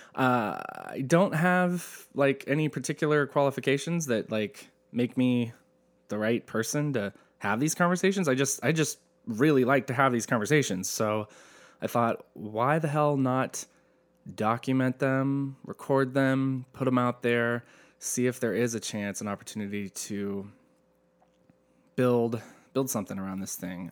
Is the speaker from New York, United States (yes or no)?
no; Asheville, North Carolina, United States; now in Southern California, United States; I'm from Asheville, North Carolina. My world was church